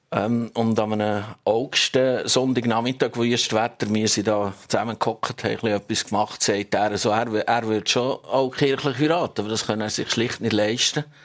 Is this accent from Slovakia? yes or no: no; Hasli, Switzerland; Also wir kommen beide aus Hasli wirklich nach. Wir sind sogar miteinander in die Schule gegangen.